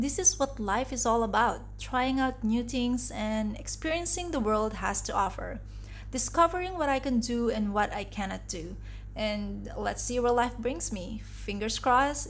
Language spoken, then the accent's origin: English; Philippines; also born or lived in Singapore / Dubai, UAE; now in Kuala Lumpur, Malaysia; I'm originally from the Philippines